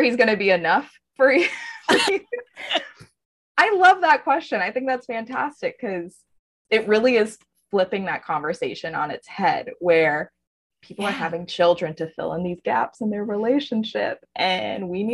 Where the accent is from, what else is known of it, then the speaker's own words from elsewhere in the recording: Texas, United States; now in Florida, United States; I grew up in Texas